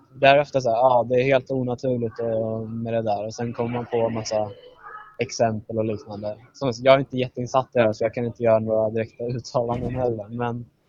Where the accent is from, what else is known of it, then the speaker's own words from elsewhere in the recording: Södertälje, Stockholm County, Sweden; jag kommer från Södertälje